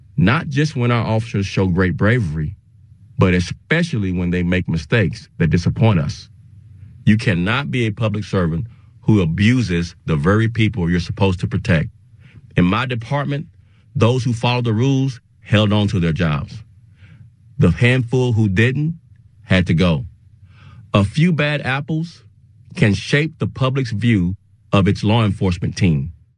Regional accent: Dallas, Texas, United States; also born or lived in Austin, Texas; returning to my hometown during the summer after my sophomore year of college

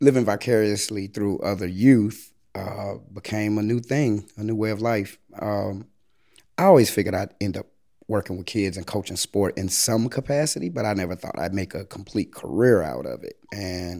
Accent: Chicago, Illinois, United States; from the South Side, from South Shore. I grew up in the late 80s, early 90s

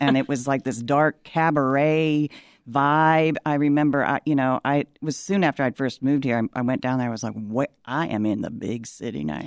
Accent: Appalachia, Kentucky, United States; moved away as an adult; also born or lived in West Virginia; now in Chicago, United States; I grew up in Kentucky in Appalachia

